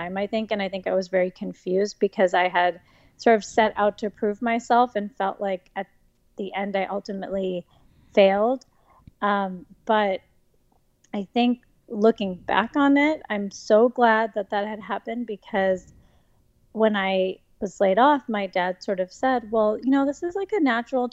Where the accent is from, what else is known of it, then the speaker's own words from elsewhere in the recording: Midwest, United States; moved away as an adult; I grew up in the Midwest, and I studied at University of Wisconsin